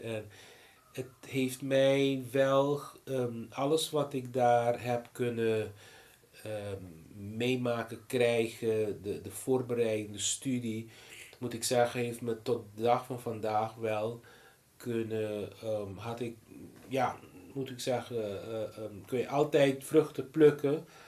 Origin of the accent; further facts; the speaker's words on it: Aruba; first language Papiamento; Dutch is a second language; moved away as an adult; also born or lived in Boston, United States; now in Netherlands; in mijn moedertaal, papiamento